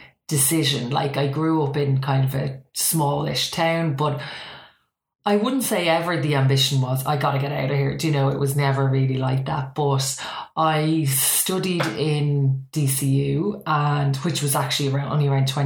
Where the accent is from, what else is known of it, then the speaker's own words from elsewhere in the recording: County Meath, Leinster, Ireland; I grew up in a place called County Meath